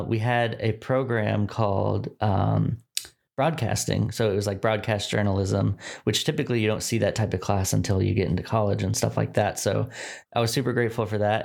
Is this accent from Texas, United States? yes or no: yes; Dallas, Texas, United States; moved away as an adult; also born or lived in Richmond, Virginia; I was born in Dallas, Texas. Um, I've, I grew up here in the suburbs of Dallas, so, like, far north Dallas